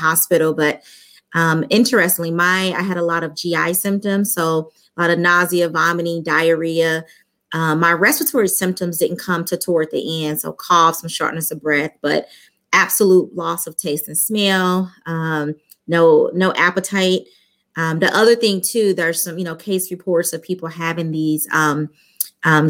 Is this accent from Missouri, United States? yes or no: yes; St. Louis, Missouri, United States; I'm from St. Louis, Missouri. I lived here all my life